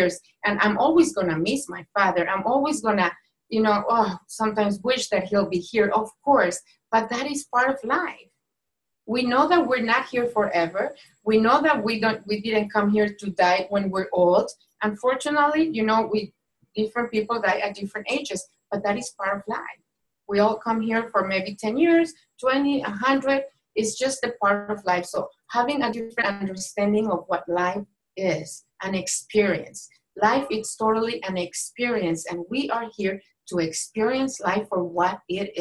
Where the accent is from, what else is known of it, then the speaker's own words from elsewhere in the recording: Mexico; moved away; I was born and raised in Mexico